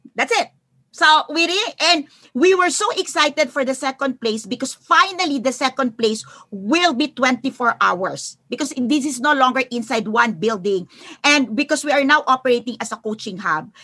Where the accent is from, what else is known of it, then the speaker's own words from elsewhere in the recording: Philippines; I'm from the Philippines